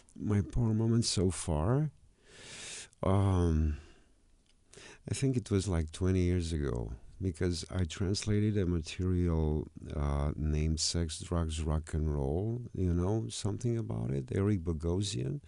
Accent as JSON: {"language": "English", "country": "Romania", "said": "I'm a guy from Romania"}